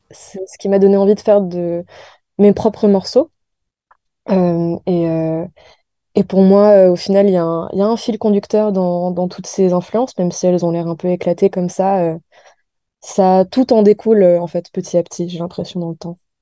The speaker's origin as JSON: {"language": "French", "country": "France", "tie": "born or raised there", "also_born_or_lived": "United States / New York", "said": "je suis née aux États-Unis, mais j'ai grandi en France"}